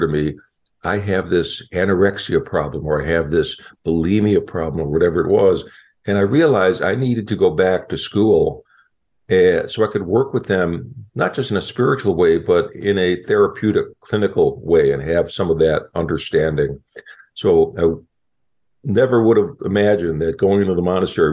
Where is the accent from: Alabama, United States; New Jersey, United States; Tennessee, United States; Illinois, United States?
Illinois, United States; Chicago; moved away; also born or lived in Southern California; I grew up in Chicago and kind of a tough neighborhood